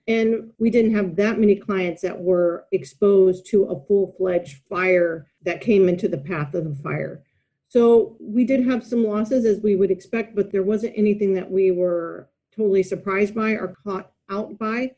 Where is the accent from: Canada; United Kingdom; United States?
United States; moved away as an adult; also born or lived in Dallas, Texas / Melbourne, Australia / Europe; now in Sydney, Australia; I'm American.